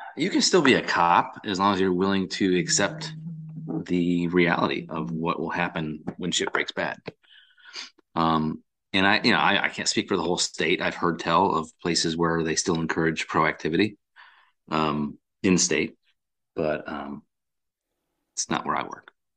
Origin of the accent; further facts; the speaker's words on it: Massachusetts, United States; now in North Carolina, United States; I grew up in Massachusetts